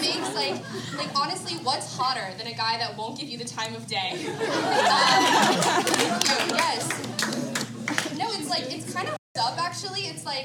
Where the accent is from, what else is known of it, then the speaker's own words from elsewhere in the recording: Belmont, North Carolina, United States; I'm from Belmont, North Carolina